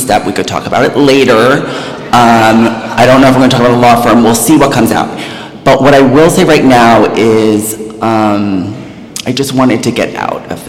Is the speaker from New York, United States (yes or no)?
yes; New York, United States; also born or lived in New Jersey; I am a New Yorker.